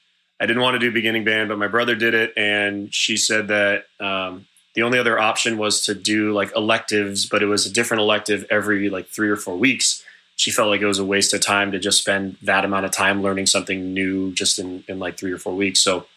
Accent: Southern California, United States; I grew up in Southern California, and naturally, being a child who grows up in Southern California

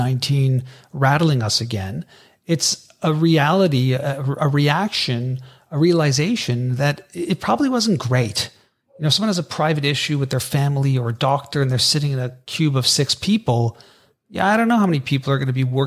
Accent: Canada; we're Canadian

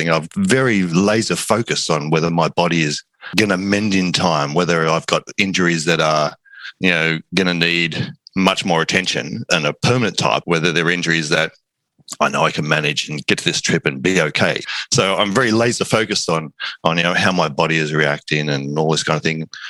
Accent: Sydney, New South Wales, Australia; Sydney, Australia.

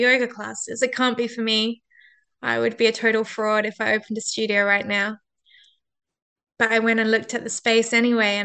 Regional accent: Perth, Western Australia, Australia; in my hometown, in my city of Perth

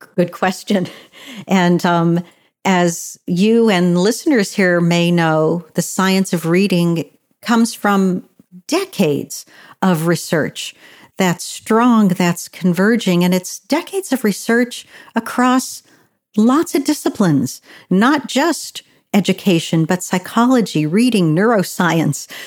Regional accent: Pennsylvania, United States; in a large rural county in my home state of Pennsylvania

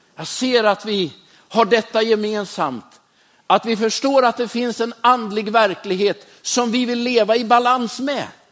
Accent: Västerås, Västmanland, Sweden; Jag är uppvuxen i Västerås

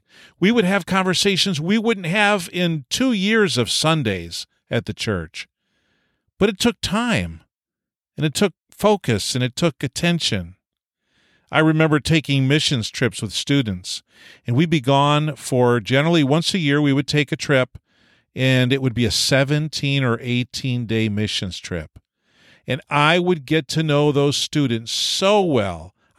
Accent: New York, United States; I was from Eastern New York State, and we had a pace very different than Western Canada.

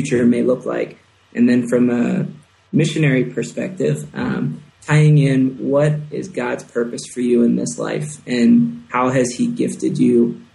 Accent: Philadelphia, New Jersey, United States; moved away as an adult; now in Quito, Ecuador; I was born and raised in the Philadelphia, South Jersey area. So I'm a Philly boy, South Jersey boy

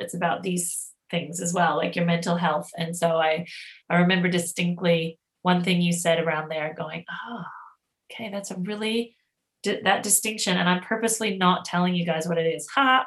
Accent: Canada; now in Australia; I'm Canadian

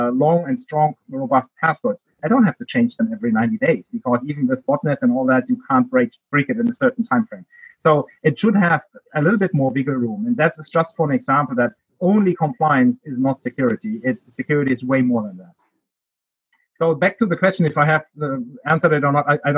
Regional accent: Heidelberg, Baden-Württemberg, Germany; accent: German; English is a second language; moved away as an adult; now in United States; I grew up there. Multiple cities. I would call Heidelberg my hometown, because that is where I went to school and university.

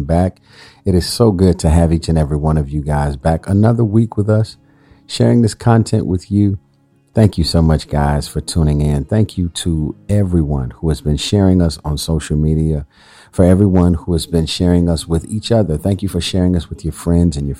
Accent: Chicago, Illinois, United States; I am from Chicago

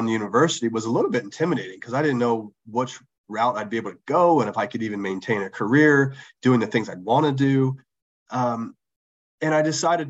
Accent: outside of Philadelphia, Pennsylvania, United States; I grew up outside of Philadelphia

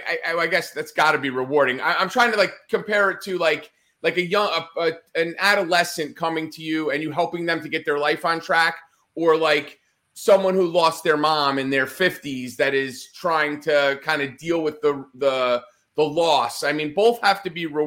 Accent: Northeast, United States; I grew up in the Northeast

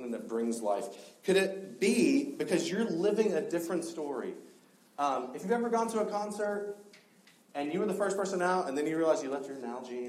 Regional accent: South Georgia, United States; moved away; I grew up in South Georgia

